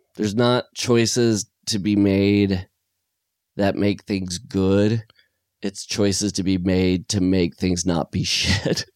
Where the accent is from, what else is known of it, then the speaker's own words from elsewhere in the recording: Iowa, United States; now in California, United States; growing up in Iowa